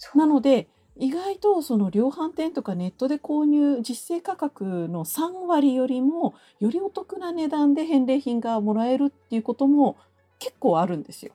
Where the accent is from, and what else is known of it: Kasai, Hyogo, Japan; born or raised there